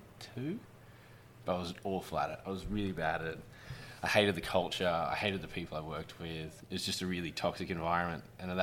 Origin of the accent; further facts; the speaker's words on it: Orange, New South Wales, Australia; The early days was like any childhood in a country town. Wasn't a great deal to do, so we'd hang out at the park, hang out at the pool.